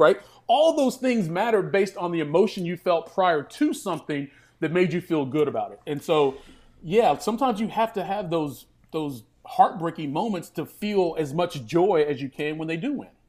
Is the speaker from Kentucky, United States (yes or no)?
yes; Kentucky, United States; I spent my entire life growing up in Kentucky.